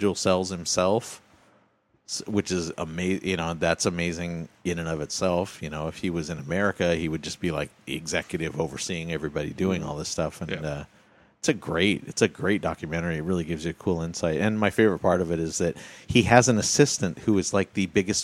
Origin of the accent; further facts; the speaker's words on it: United States; as an American